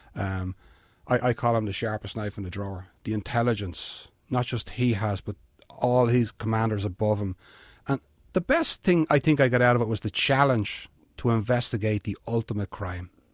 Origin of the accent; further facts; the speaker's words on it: Dublin, Leinster, Ireland; accent: Irish; moved away as an adult; also born or lived in Bronx, New York; I'm from a town called Finglas, which is on the north side of Dublin